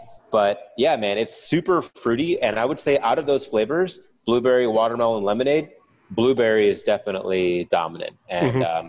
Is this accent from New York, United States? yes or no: no; Canton, Ohio, United States; now in Pittsburgh, United States; I'm from Ohio.